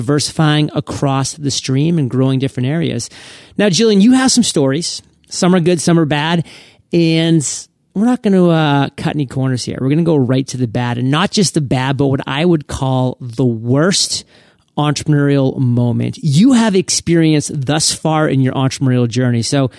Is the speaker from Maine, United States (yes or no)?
yes; Maine, United States; So I'm from Maine, so this is kind of a Maine thing